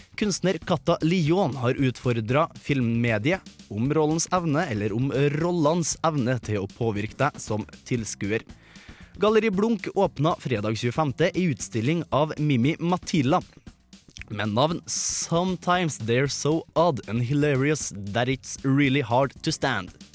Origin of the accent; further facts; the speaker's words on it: Trøndelag, Norway; Jeg er jo trønder.